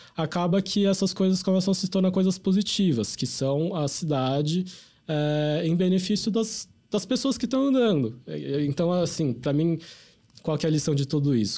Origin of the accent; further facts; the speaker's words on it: São Paulo, Brazil; a gente é enquanto paulistano